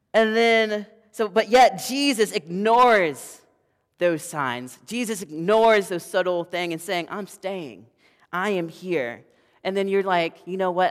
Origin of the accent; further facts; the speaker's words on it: the South, United States; I am from the South